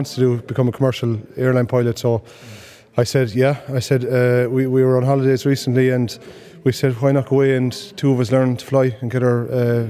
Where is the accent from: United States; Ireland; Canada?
Ireland; Killarney, Munster; Just outside Killarney in Kerry.